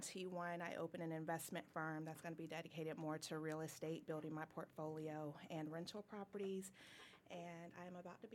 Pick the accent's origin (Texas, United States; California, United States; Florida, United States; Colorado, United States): Florida, United States; Florida girl, born and raised.